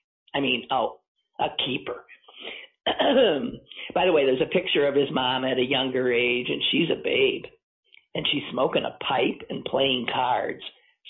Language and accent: English; Midwest, United States; I'll tell you, I'm a Midwesterner, fine. But as a Jew, I remember feeling left out of that ad, too.